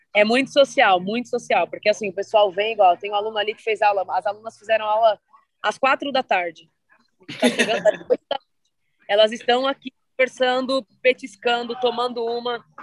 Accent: Santo André, São Paulo, Brazil; Eu sou aqui paulista, sou de São Paulo, ABC paulista, aqui de Santo André.

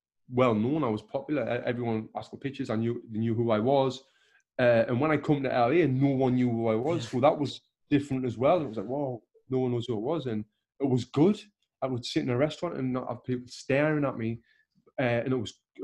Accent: Sunderland, North East England, United Kingdom; moved away as an adult; now in Los Angeles, United States; if I was still living in my hometown of Sunderland

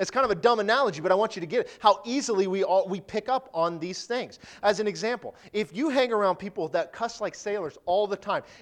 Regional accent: Detroit, Michigan, United States; born there; Now, I was born in Detroit, okay?

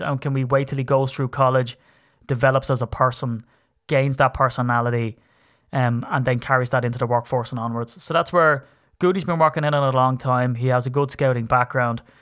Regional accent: Ireland; I'm a leprechaun from Ireland

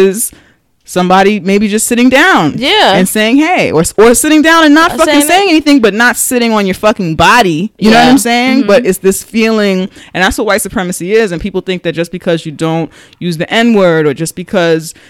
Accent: New York City, New York, United States; we're from the Bronx

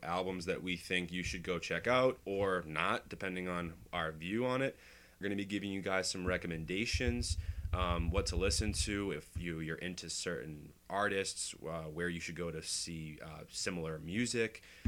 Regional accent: Boston, Massachusetts, United States; I'm from Boston. Um, grew up here.

